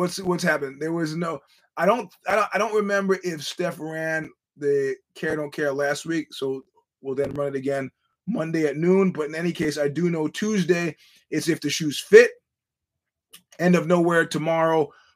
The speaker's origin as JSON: {"language": "English", "region": "New York", "country": "United States", "said": "as a New Yorker"}